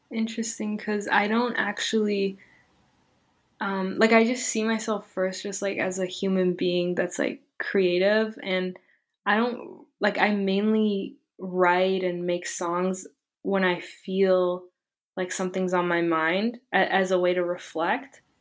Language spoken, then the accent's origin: English; Canada; born there; I was born in in Canada, but I, my family is from Iran, so they came here as refugees